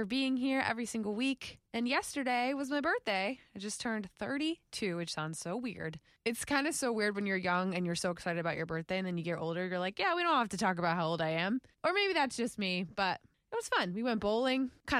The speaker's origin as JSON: {"language": "English", "town": "West Palm Beach", "region": "Florida", "country": "United States", "moved": "yes", "lives_now": "Jacksonville, United States", "said": "I'm from West Palm"}